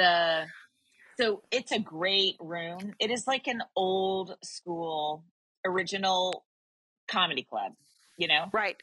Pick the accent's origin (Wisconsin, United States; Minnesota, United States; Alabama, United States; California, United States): California, United States; I'm from California